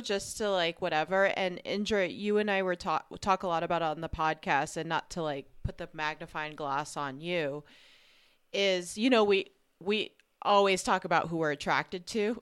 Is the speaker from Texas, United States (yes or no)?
no; New York, United States; as a New Yorker and like just someone who was in high school in the 90s